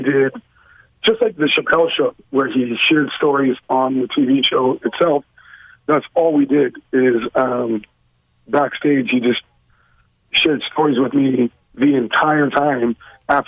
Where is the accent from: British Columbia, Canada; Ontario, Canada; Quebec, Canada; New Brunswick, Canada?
British Columbia, Canada; Vancouver; I'm actually from Vancouver. That's where I was born and raised.